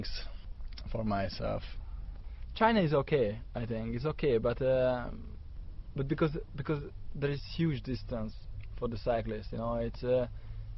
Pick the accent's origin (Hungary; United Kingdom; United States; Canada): Hungary; English is a second language; I'm Hungarian